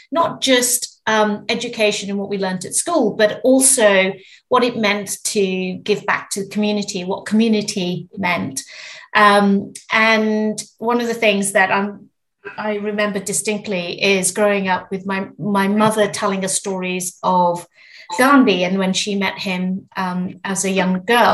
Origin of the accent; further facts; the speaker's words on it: Zimbabwe; I was born in Zimbabwe and grew up with three older brothers